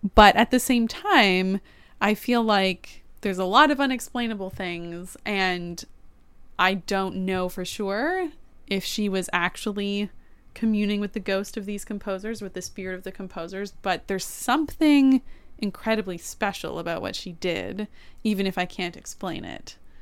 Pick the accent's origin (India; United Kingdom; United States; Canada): Canada; I am a Canadian